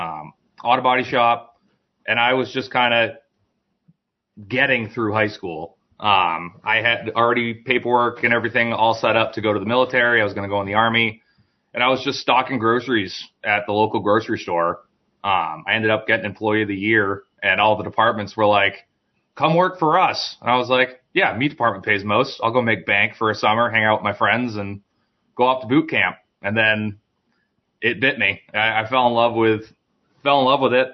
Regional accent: United States; I'm American

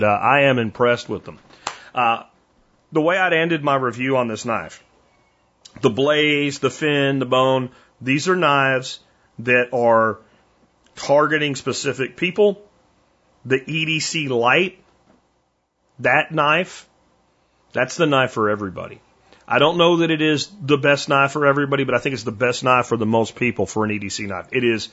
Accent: Pottsville, Pennsylvania, United States; my hometown of Pottsville, Pennsylvania

